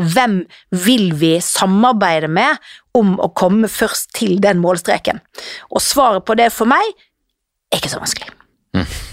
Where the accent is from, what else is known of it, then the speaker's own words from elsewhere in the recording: Norway; vi her hjemme i Norge